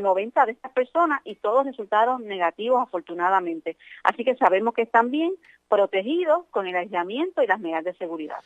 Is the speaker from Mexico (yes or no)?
no; Puerto Rico